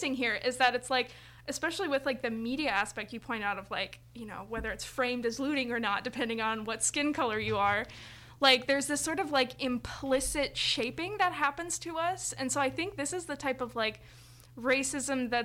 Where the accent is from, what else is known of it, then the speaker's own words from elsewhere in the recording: Valparaiso, Indiana, United States; my neighborhood growing up in Valpo, being next to Gary